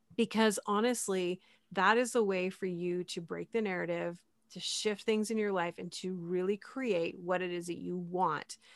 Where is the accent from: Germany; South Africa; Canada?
Canada; I'm Canadian